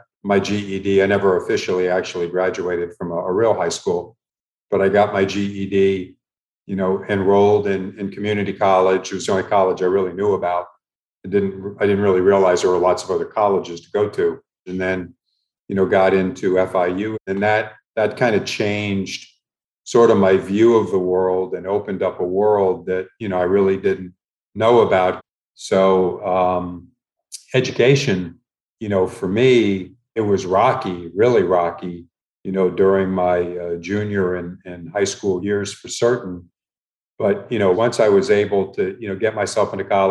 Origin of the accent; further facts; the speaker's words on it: Miami, Florida, United States; also born or lived in Milwaukee, Wisconsin / Chicago / Indianapolis / Kansas City; My mom worked as a housekeeper, you know, at a hotel, numerous hotels in Miami during the time, you know, the two of us were growing up.